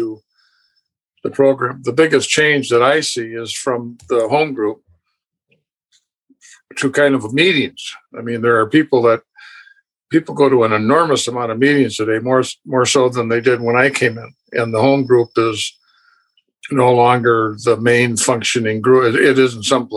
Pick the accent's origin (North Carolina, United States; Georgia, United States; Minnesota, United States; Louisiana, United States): Minnesota, United States; St. Paul; Born and raised in St. Paul, Minnesota.